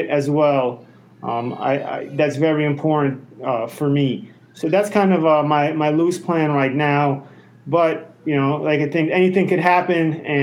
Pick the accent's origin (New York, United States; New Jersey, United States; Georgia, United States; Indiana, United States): New York, United States; New York City; moved away as an adult; I grew up in Brooklyn